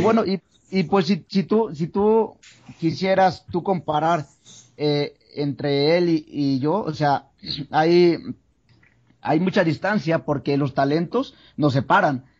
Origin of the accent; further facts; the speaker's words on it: San Pedro Tlaquepaque, Jalisco, Mexico; yo vengo de Guadalajara, Jalisco, eh, bueno, de, San Pedro Tlaquepaque